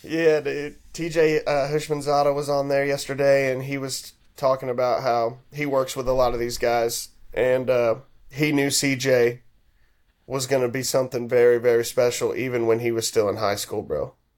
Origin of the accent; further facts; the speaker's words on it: Houston, Texas, United States; I'm from Houston